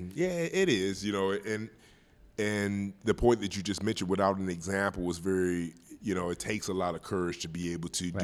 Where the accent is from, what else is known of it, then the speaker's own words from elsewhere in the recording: Milwaukee, Wisconsin, United States; I'm from Milwaukee, Wisconsin, born and raised here. Uh, grew up in Central City, 18th and Locust